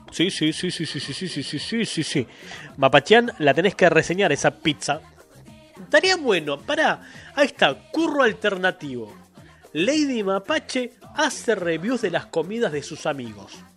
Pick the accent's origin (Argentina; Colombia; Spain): Argentina; somos así los argentinos.